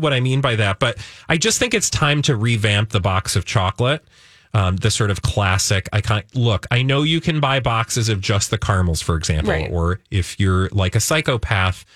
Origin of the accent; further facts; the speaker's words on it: Midwest, United States; I'm a Midwesterner through and through